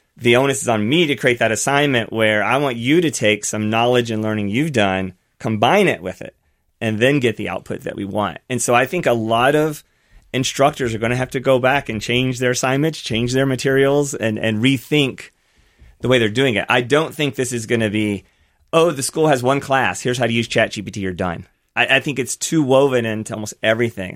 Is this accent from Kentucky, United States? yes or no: yes; Versailles, Kentucky, United States; my hometown. So mine's called Versailles, Kentucky, very small town